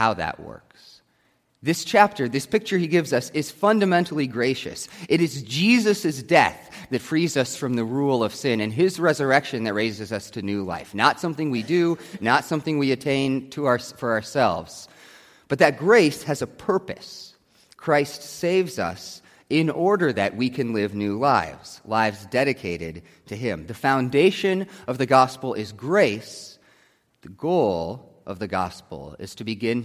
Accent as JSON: {"language": "English", "country": "United States", "said": "I am still an American"}